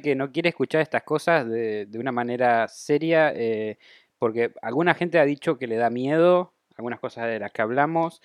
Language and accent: Spanish; Argentina